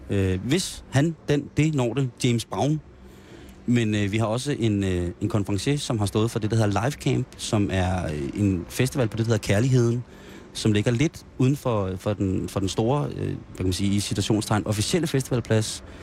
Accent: Roskilde, Zealand, Denmark; jeg vil sige, jeg er jo Roskilde-dreng, så jeg vil også sige, at der bliver delt krammer ud på Roskilde.

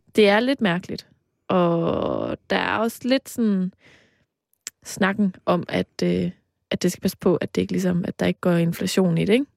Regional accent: between Aarhus and Mols, Central Denmark Region, Denmark; du kørt lige forbi mit barndomshjem

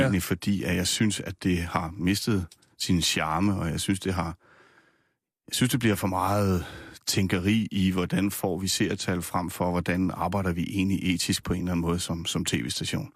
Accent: Nysted, Zealand, Denmark; also born or lived in Rødovre; now in Gævninge, Denmark; Jeg er opvokset nede på Lolland, i, Nyst, mm. i Nysted. Født i Rødovre oprindeligt og bor nu i Gævninge mellem øh, Roskilde og Holbæk

